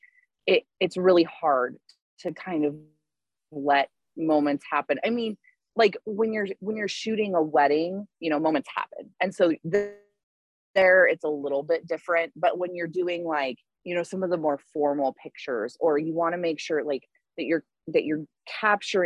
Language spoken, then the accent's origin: English; Southwest Colorado, United States; I grew up in Southwest Colorado